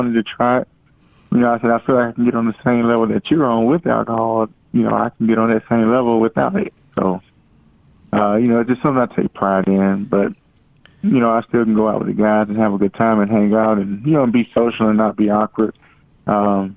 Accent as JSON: {"language": "English", "region": "North Carolina", "country": "United States", "tie": "born or raised there", "said": "I started in my hometown in North Carolina, very small, but I wanted to start, where I was from"}